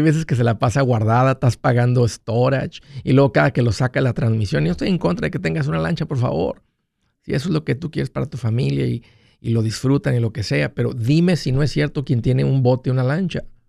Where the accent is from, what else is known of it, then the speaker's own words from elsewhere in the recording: Matamoros, Tamaulipas, Mexico; moved away; de donde yo vengo